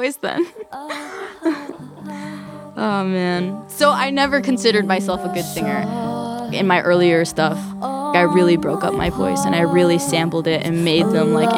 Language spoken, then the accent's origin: English; New York City, New York, United States; I grew up mainly in Queens, Forest Hills